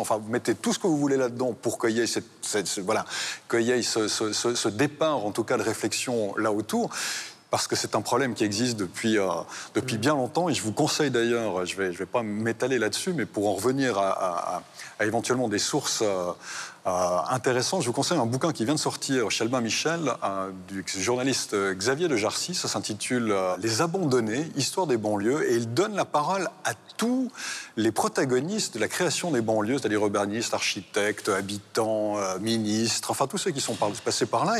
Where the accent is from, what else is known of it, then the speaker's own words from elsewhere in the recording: Switzerland; en tant que Suisse